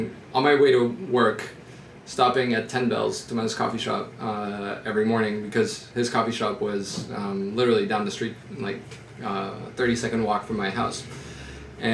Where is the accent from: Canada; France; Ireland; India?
France; Paris, Île-de-France; moved away as an adult; also born or lived in United States / London; I was just born in the U.S., and then my parents flew home, and I grew up in Paris